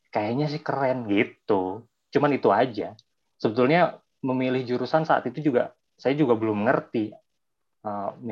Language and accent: Indonesian; Bandung, West Java, Indonesia; also born or lived in Lumajang, Indonesia; asal dari Bandung. Walaupun asal dari Bandung, dulu waktu kecil juga sempat sekolah di Lumajang, Jawa Timur karena orang tua memang kerjanya di daerah sana.